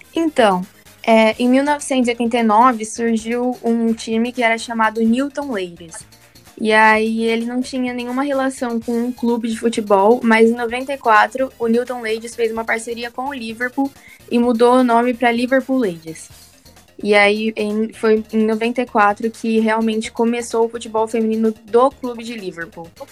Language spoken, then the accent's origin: Portuguese; interior of São Paulo, Brazil; eu sou do interior de São Paulo